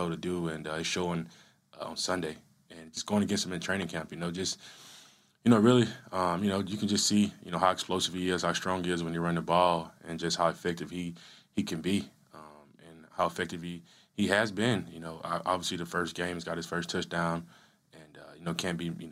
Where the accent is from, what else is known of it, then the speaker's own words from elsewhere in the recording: Yazoo City, Mississippi, United States; moved away as an adult; another guy from Mississippi, actually from my hometown. He went to, you know, the high school, Yazoo County. I went to Yazoo City High